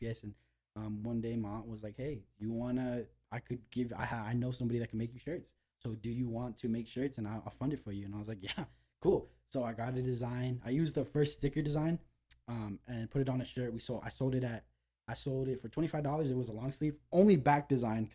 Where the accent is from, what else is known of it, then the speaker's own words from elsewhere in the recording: Los Angeles, California, United States; I'm from North Hollywood